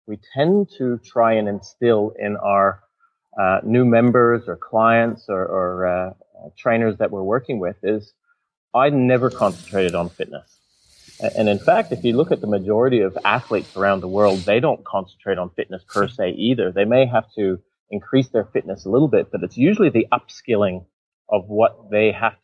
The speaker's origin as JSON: {"language": "English", "town": "Whistler", "region": "British Columbia", "country": "Canada", "tie": "born or raised there", "said": "my hometown, in Canada, Whistler, a lot of people would know Whistler from the skiing"}